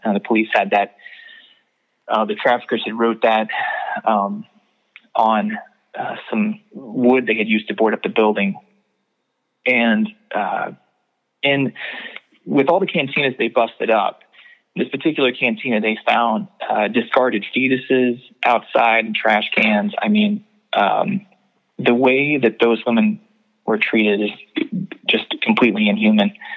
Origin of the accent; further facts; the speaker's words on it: Knoxville, Tennessee, United States; in Knoxville, my hometown